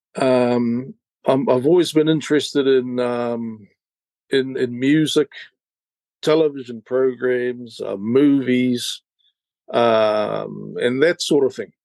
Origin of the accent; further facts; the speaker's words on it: Gisborne, New Zealand; born in Gisborne, raised in Gisborne and the East Coast, Ngāti Porou area amongst my people.